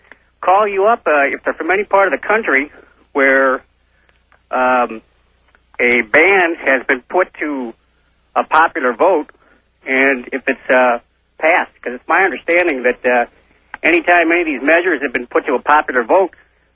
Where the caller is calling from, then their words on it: Fairbanks, Alaska, United States; Yeah, this is …. I'm calling from Fairbanks, Alaska.